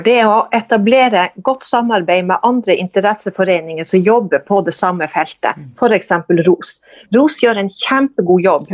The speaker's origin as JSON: {"language": "Norwegian", "town": "Kåfjord", "region": "Troms", "country": "Norway", "tie": "born or raised there", "also_born_or_lived": "Lambertseter, Oslo", "accent": "northern Norwegian", "lives_now": "Tromsø, Norway", "said": "jeg er oppvokst i Nord-Troms, i Kåfjord, som er en sjøsamisk"}